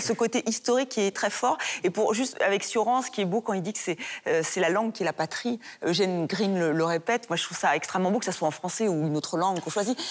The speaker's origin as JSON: {"language": "French", "country": "France", "said": "en tant que française"}